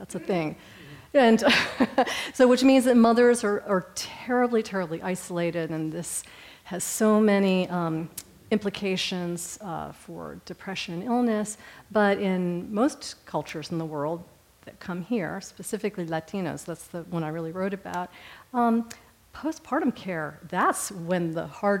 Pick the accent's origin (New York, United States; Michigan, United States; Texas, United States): Texas, United States; Houston; I'm from Houston, Texas